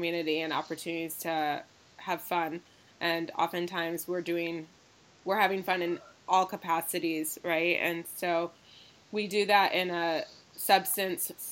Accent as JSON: {"language": "English", "town": "Ann Arbor", "region": "Michigan", "country": "United States", "tie": "born or raised there", "also_born_or_lived": "Los Angeles", "said": "my hometown of Ann Arbor"}